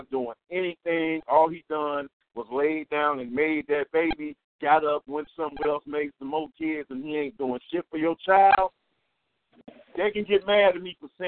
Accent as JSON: {"language": "English", "town": "Chicago", "region": "Illinois", "country": "United States", "tie": "born or raised there", "said": "I'm from Chicago, I'm from the Inglewood area"}